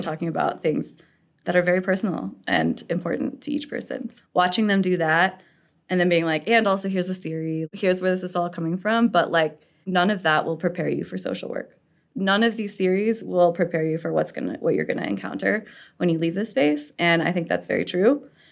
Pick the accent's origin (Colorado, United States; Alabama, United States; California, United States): Colorado, United States; Castle Rock; also born or lived in Larkspur, Colorado / Sedalia, Colorado; I've lived in De, like, uh, Colorado my whole life. I grew up in Casa Rock and, like, Larkspur, Sedalia kind of area.